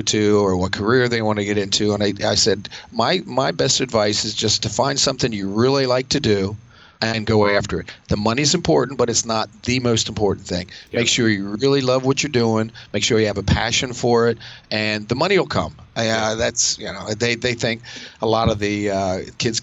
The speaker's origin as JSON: {"language": "English", "area": "near Westminster", "region": "Maryland", "country": "United States", "tie": "born or raised there", "said": "I do train in a gym near my hometown"}